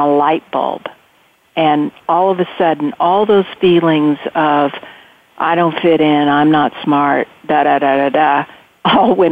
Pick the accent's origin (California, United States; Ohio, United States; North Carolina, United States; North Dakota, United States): California, United States; Central; I grew up in Central California.